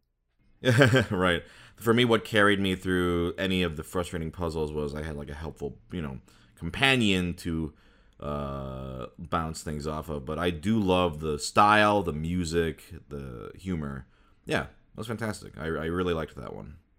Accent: Midwest, United States; I grew up in the Midwest

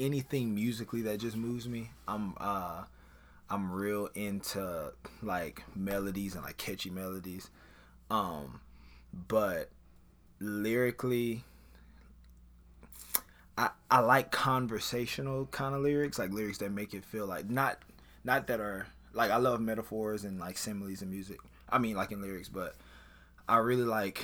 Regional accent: Baton Rouge, Louisiana, United States; I am from Baton Rouge, Louisiana.

